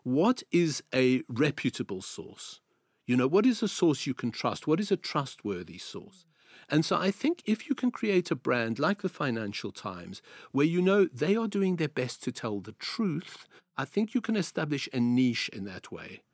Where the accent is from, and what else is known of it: South Africa; accent: South African; moved away as an adult; also born or lived in Greece